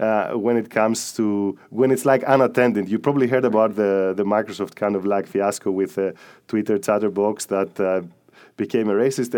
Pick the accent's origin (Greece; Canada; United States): Greece; moved away; I'm from Greece